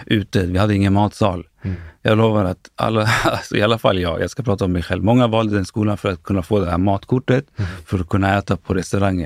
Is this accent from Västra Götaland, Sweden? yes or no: no; Stockholm, Stockholm County, Sweden; jag är född och uppvuxen i Akalla, en förort eh, i västerort eller norr, norra delen av Stockholm